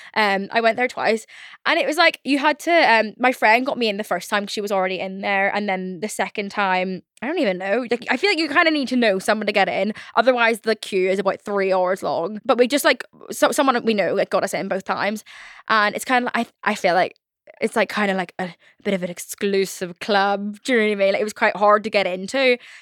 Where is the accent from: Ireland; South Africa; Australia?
Ireland; I'm Irish